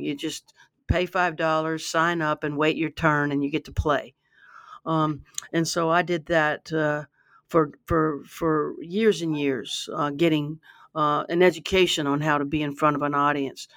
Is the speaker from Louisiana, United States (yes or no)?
yes; Baton Rouge, Louisiana, United States; I grew up in Baton Rouge